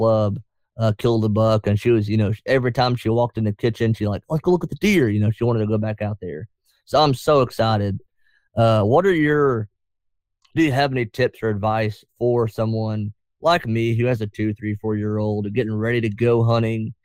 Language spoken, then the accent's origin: English; North Georgia, United States; I'm from North Georgia